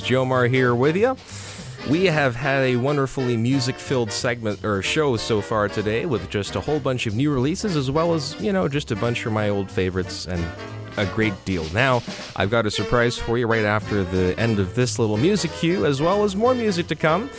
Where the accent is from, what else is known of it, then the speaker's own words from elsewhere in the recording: Mississauga, Ontario, Canada; now in Hamilton, Canada; my hometown, Mississauga